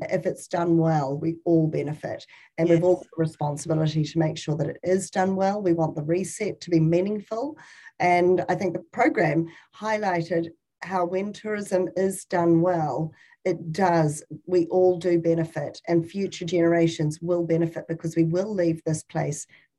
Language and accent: English; New Zealand; more internationals back to our shores as a New Zealander.